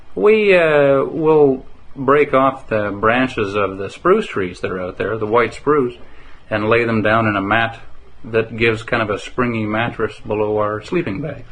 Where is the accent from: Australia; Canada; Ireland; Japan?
Canada; Calgary, Alberta; now in Manning, Canada; growing up in Calgary, I knew it was it was a wonderful city to live